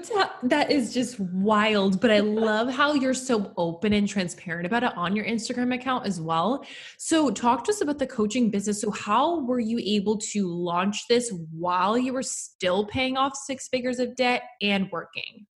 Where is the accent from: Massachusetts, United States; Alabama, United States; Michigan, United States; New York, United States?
New York, United States; was born and raised in New York